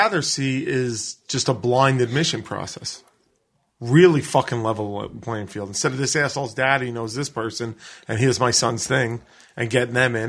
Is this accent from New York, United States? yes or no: yes; New York City, New York, United States; I grew up in New York City, where I'm used to a bigger mix.